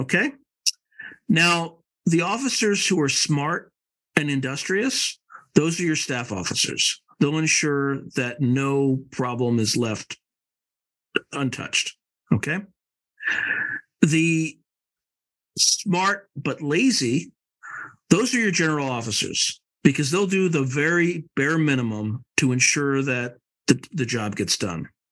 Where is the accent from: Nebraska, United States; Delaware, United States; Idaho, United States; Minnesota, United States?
Delaware, United States; You could be from Delaware, like me